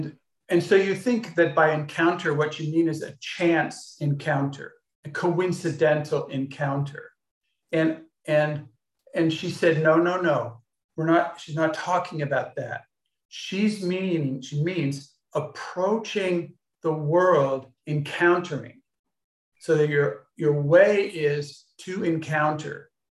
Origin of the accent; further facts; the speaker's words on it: Los Angeles, California, United States; and I grew up in Los Angeles, which is near Hollywood.